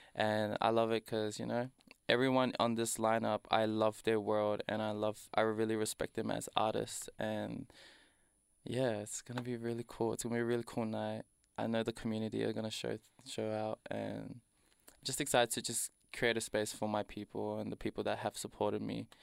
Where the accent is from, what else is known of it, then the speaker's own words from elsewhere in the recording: Doveton, Victoria, Australia; I was raised in Dovetone and tha, if you didn't know, that's next to Danny Nong